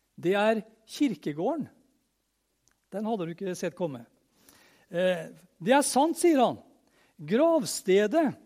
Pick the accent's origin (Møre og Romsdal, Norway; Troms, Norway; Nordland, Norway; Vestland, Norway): Møre og Romsdal, Norway; jeg er romsdaling